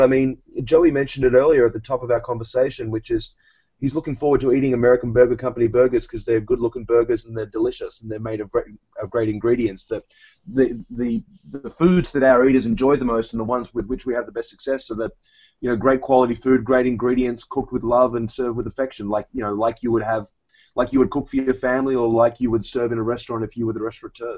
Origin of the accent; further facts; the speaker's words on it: Australia; moved away as an adult; also born or lived in New York City; now in United States; I was uh, born and raised in Australia